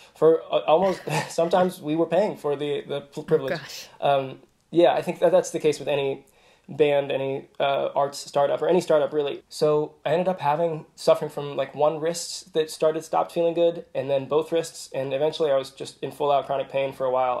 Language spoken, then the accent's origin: English; Kansas City, Kansas, United States; also born or lived in Virginia; I grew up on the in, in, a suburb on the Kansas side